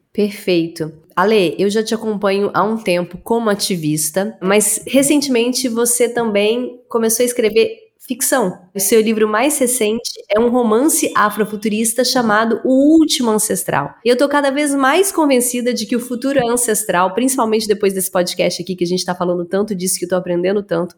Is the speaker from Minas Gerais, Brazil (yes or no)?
yes; Araguari, Minas Gerais, Brazil; moved away; Eu sou de Minas, do interior de Minas